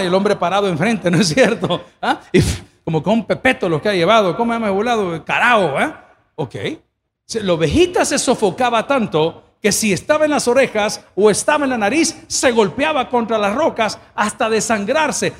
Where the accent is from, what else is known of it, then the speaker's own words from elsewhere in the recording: El Salvador; Yo no soy italiano, soy salvadoreño